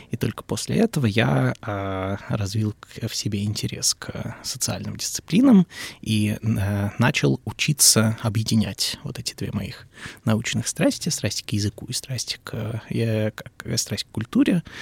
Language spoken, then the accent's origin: Russian; Saint Petersburg, Russia; Ну, я родом из Петербурга.